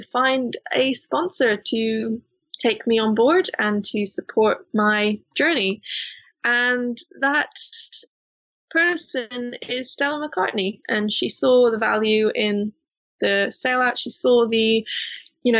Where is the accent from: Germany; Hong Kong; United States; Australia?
Hong Kong; now in Bristol, United Kingdom; I grew up in Hong Kong, which is a very commercial place